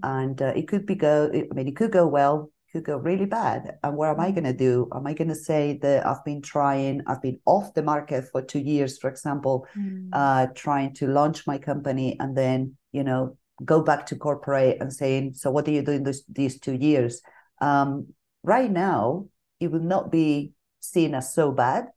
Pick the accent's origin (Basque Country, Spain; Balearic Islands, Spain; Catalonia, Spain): Basque Country, Spain; Bilbao; moved away as an adult; now in Madrid, Spain; I'm from Bilbao, from the north of Spain